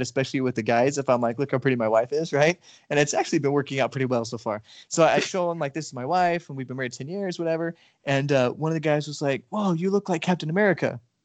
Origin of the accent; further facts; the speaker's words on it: Nevada, United States; also born or lived in Argentina; now in Texas, United States; I'm from Nevada and I lived in Argentina for a while.